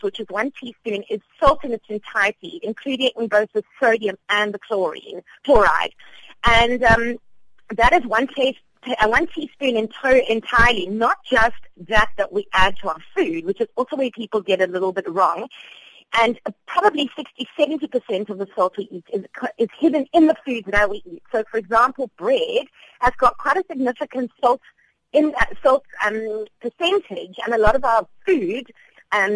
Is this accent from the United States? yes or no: no; South Africa; as South African adults